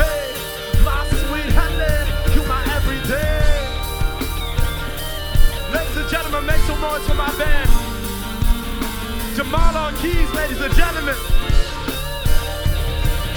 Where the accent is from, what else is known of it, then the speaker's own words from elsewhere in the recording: St. Lucia; I am from St. Lucia